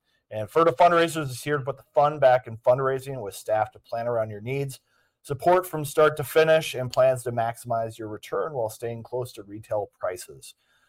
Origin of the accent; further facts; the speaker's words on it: Eden Prairie, Minnesota, United States; also born or lived in Edina; I grew up in Eden Prairie and I grew up in Edina